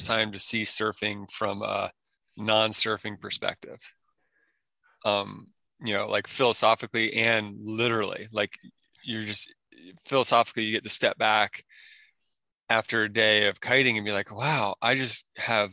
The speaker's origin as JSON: {"language": "English", "region": "Maryland", "country": "United States", "tie": "born or raised there", "also_born_or_lived": "Oregon / Northern California", "moved": "as an adult", "said": "I grew up in Maryland in the boonies, totally out in the sticks."}